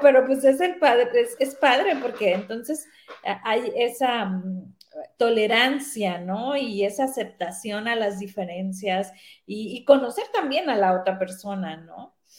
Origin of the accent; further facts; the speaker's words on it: Sinaloa, Mexico; moved away as an adult; also born or lived in Guadalajara; yo soy de Sinaloa